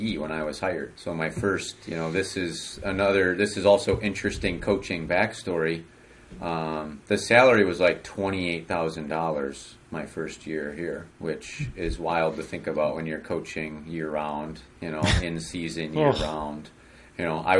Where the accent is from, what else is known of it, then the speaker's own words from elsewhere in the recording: Oconomowoc, Wisconsin, United States; growing up in Oconomowoc, Wisconsin